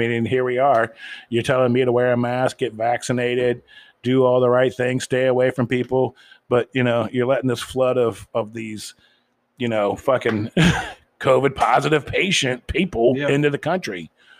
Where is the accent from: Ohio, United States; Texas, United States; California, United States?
Ohio, United States; I mean, I grew up in Ohio where, you know, the United Auto Workers was a very strong union at one time.